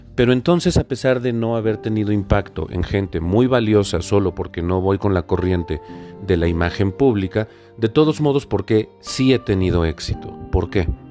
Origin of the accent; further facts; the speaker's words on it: Puebla, Mexico; yo soy de Puebla Capital